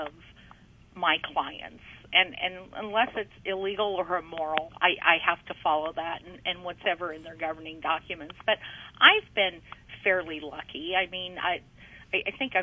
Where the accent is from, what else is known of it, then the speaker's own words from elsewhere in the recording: Ohio, United States; moved away; when I was growing up in Ohio